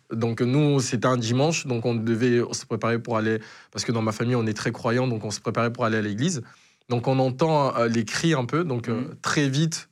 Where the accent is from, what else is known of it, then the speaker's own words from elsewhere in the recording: DR Congo; also born or lived in Angola; now in Marseille, France; j'ai dû quitter le Congo